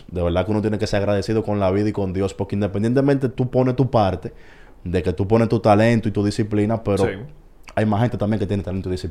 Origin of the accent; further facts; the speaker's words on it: San Cristóbal, Dominican Republic; Yo soy de San Cristóbal.